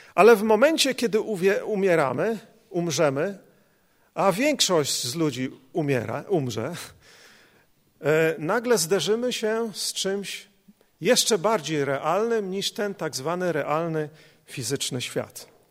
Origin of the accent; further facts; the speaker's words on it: Poland; nas, Polaków